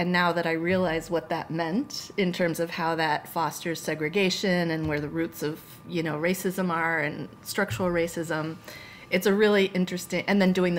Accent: Massachusetts, United States; So I always say that, yeah, I grew up in Massachusetts and I feel like Massachusetts is home in all the ways that home is.

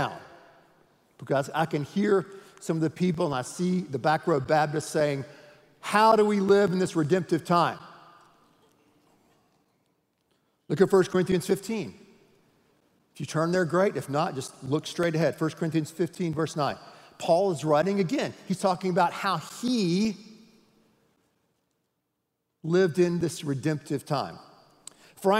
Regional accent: United States; I'm an American

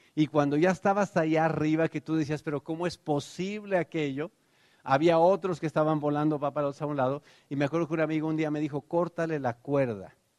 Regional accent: Tenancingo, Mexico; now in United States; cuando yo era niño, pues ustedes saben, allá en Tenancingo, en realidad Tenancingo era la ciudad, la ranchería de verdad donde vivía se llamaba Tepetzingo

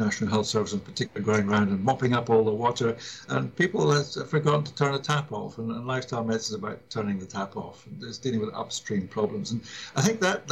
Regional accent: Scotland, United Kingdom; I grew up abroad, as it happens, but I was sent back to my home country, Scotland, for my education from the age of 10.

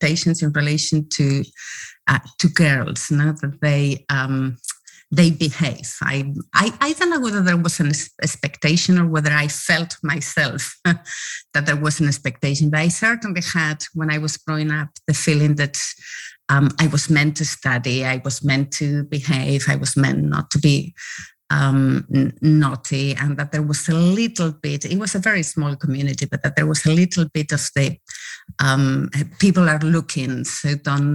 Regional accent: Spain; When I was a little girl, I was growing up in Spain, and I was born in Spain when Spain was still under the dictatorship.

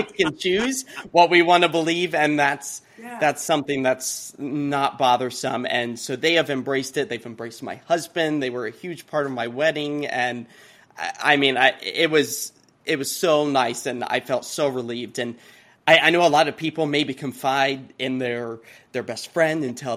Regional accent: Kansas, United States; now in Portland, United States; growing up in Kansas, I was very, my family politically just very kind of middle of the road

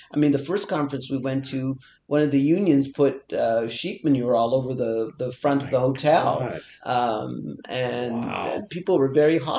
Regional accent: India; now in Canada; I'm from India. I'm an immigrant.

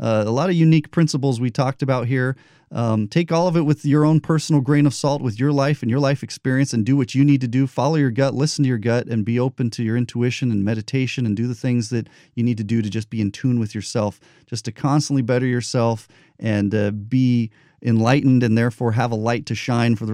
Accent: New Mexico, United States; I grew up in New Mexico.

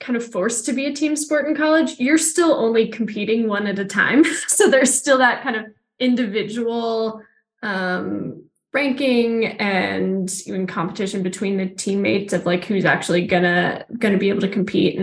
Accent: Houston, Texas, United States; born or raised there; moved away as an adult; also born or lived in Salt Lake City, Utah

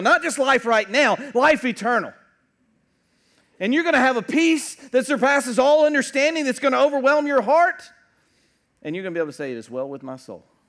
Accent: United States

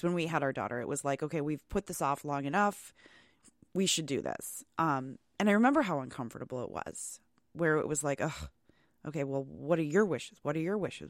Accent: Wisconsin, United States; we all complain about the weather in Wisconsin, yet us lifers, um, we stay

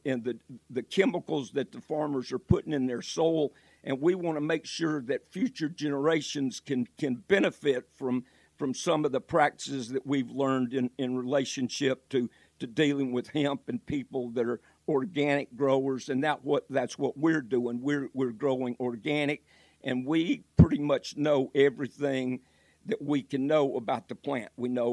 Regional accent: Georgia, United States; also born or lived in Michigan; now in North Carolina, United States; when I came to North Carolina, I moved down here originally from Georgia. I lived in Michigan.

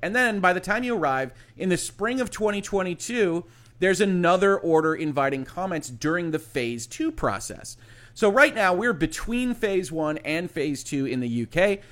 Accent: United States; I'm an American citizen. I'm an American lawyer

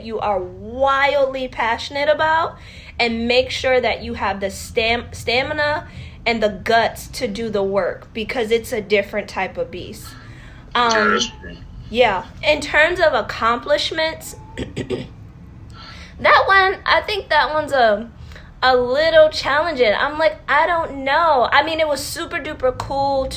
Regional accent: Connecticut, United States; moved away as an adult; now in New York City, United States; I'm originally from Connecticut, and I'm super proud of being from Connecticut.

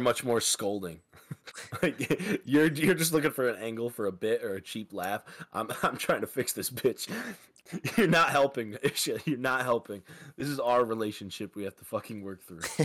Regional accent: Midwest, United States; I'm from the Midwest

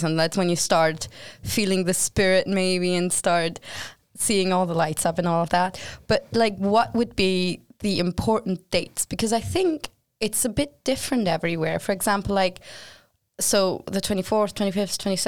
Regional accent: Germany; moved away; I'm from Germany

